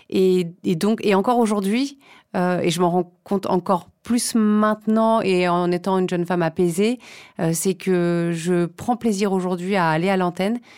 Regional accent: Saint-Germain-en-Laye, Île-de-France, France; À Saint-Germain-en-Laye, mhm. au Bel Air.

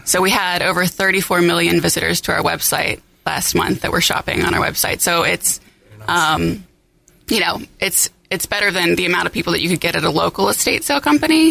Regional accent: Cincinnati, Ohio, United States; I'm originally from Cincinnati, where we're headquartered

